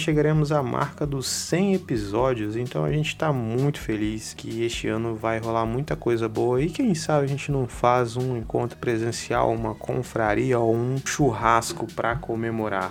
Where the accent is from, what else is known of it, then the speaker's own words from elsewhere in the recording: Capixaba, Espírito Santo, Brazil; nós somos um podcast de Vitória, somos capixabas